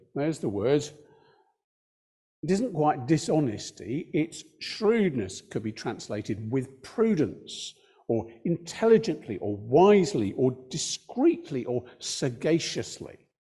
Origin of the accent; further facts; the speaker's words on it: United Kingdom; we're British